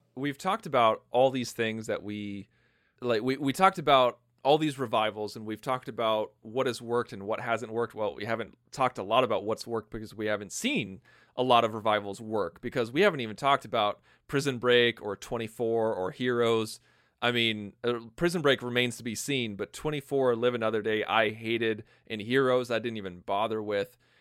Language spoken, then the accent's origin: English; Illinois, United States; born or raised there